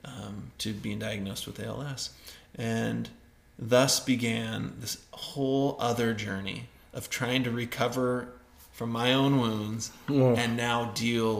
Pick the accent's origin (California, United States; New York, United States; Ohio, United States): California, United States; Northern; moved away; also born or lived in Idaho; the property that we grew up in Northern California